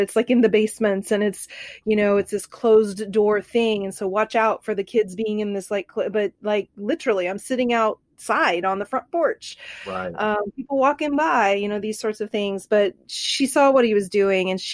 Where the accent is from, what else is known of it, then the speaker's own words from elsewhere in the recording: Bartlesville, Oklahoma, United States; I grew up in Bartlesville, Oklahoma.